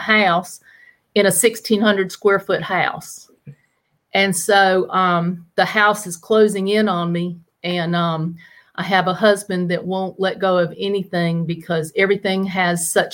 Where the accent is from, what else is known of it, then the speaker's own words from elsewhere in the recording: Chocowinity, North Carolina, United States; accent: Southern twang; you're going to hear the Southern twang now. I'm from Chocowinity, North Carolina